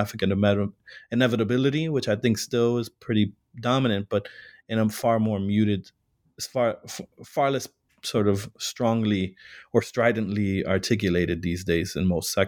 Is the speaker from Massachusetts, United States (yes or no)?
no; Chicago, Illinois, United States; I was born and raised in Chicago and worked many years prior to grad school in the Puerto Rican community.